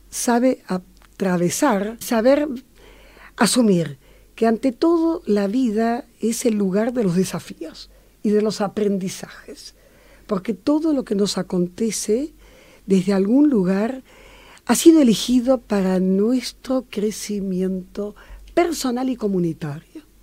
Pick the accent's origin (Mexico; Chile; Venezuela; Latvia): Latvia; moved away; mi familia fue perseguida por el comunismo. Ah. Y de allí, la, yo soy de Letonia, eh, y tuvimos que huir.